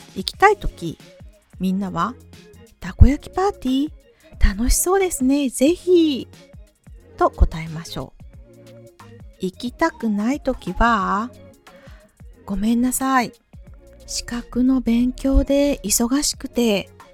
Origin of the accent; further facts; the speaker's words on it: Japan; 日本人の私でも同じです